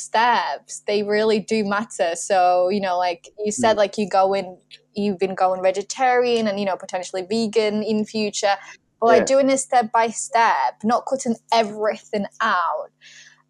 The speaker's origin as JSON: {"language": "English", "town": "Warsaw", "region": "Masovian Voivodeship", "country": "Poland", "tie": "born or raised there", "moved": "yes", "said": "I grew up in Warsaw"}